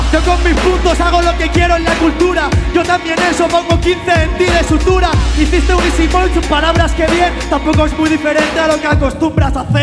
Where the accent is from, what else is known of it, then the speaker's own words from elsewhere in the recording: Spain; nosotros a La Rioja